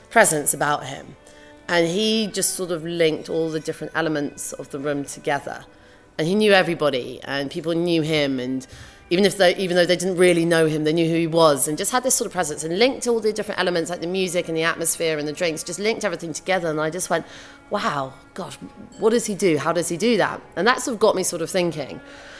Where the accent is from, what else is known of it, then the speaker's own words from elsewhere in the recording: London, United Kingdom; Growing up in London